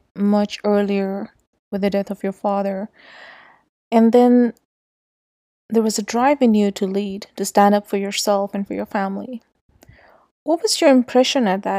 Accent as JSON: {"language": "English", "town": "Islamabad", "region": "Islamabad Capital Territory", "country": "Pakistan", "tie": "born or raised there", "said": "I grew up in Islamabad"}